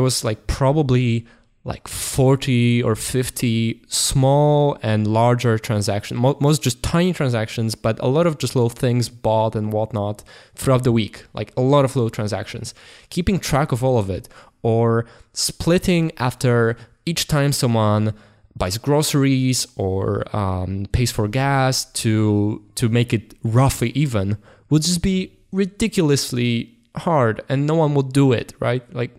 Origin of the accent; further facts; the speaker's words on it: Poland; English is a second language; Okay, so we are going from Poland through Germany. It was a road trip to Netherlands